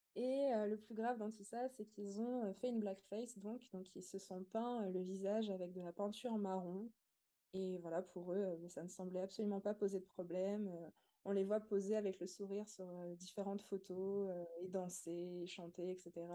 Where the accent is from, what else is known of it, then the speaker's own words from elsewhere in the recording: Montbrison, Auvergne-Rhône-Alpes, France; j'ai grandi dans une petite ville rurale qui s'appelle Montbrison